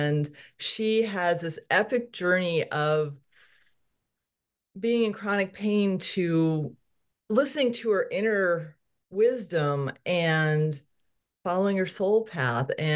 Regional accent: Connecticut, United States; now in Salem, Oregon, United States; I grew up in Connecticut.

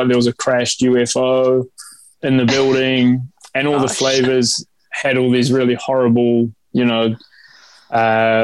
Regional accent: New Zealand; also born or lived in Iran; I was born in Iran. So the food that we had growing up that my mum and auntie cooked for us when we came over to New Zealand

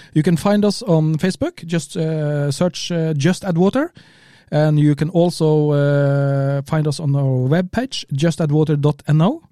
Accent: Kristiansund, Møre og Romsdal, Norway; English is a second language; We come from Kristiansund in the north, northwest of Norway

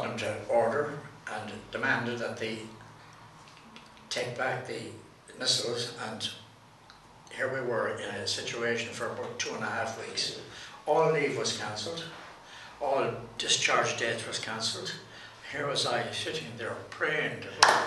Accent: Drumshanbo, Connacht, Ireland; also born or lived in Dublin; I'm a Leitrim man.

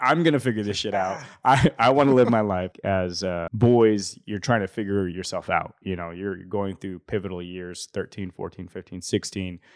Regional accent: Salt Lake City, Utah, United States; also born or lived in Bountiful, Utah; I was born in Rose Park, and then we moved out of Rose Park when I was, yeah, ten, eleven, twelve. And then we went to North Salt Lake, bountiful

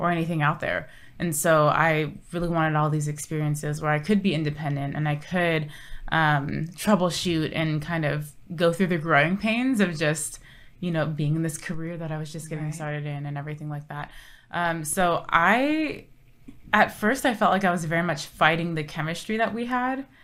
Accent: Orange County, Southern California, United States; moved away as an adult; also born or lived in Odessa, Texas; now in San Antonio, United States; born and raised in Southern California, Orange County

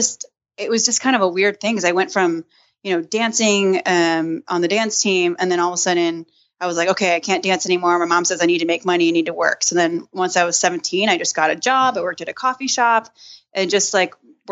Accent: South suburbs of Illinois, United States; also born or lived in Philippines; I went to Homewood Flossmoor High School in Southern Illinois, South suburbs of Illinois

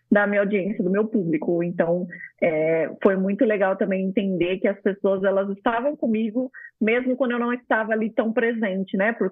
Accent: São Paulo, Brazil; Eu vim de São Paulo, então vocês imaginam a loucura que era a vida, né?

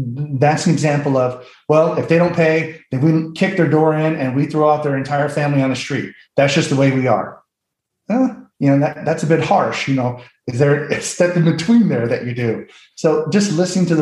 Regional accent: St. Louis, Missouri, United States; I'm from St. Louis.

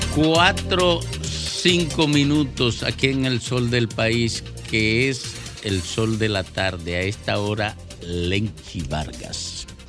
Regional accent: Miches, El Seibo, Dominican Republic; hoy se celebra el patrón de Miches, el patrón de San Antonio, mi pueblo natal

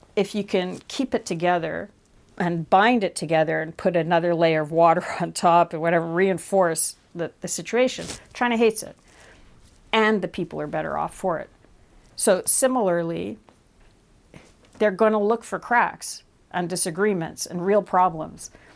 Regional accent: Canada; as a Canadian

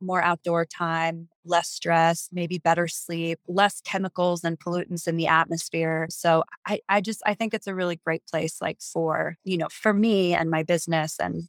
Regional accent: East Coast, United States; because I'm from the East Coast and we do a lot of that out there.

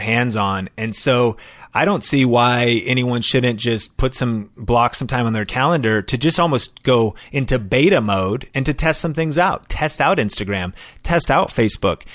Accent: Seattle, Washington, United States; now in Las Vegas, United States; I'm from Seattle. My wife and I are both from Seattle, the origin of Starbucks

